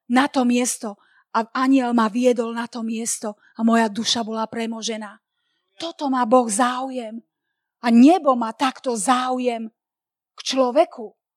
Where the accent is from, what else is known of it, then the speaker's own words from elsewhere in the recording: Slovakia; sme zo Slovenska